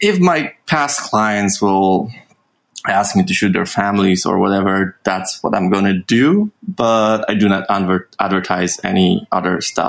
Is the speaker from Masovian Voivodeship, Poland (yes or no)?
yes; Warsaw, Masovian Voivodeship, Poland; I was born and raised in Warsaw, so that's the capital of Poland.